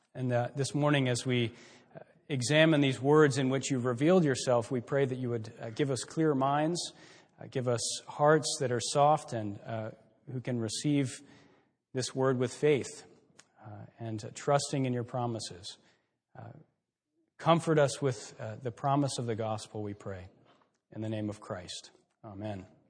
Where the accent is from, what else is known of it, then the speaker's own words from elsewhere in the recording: Texas, United States; moved away as an adult; also born or lived in Billings, Montana; now in Mansfield, United States; we're from Texas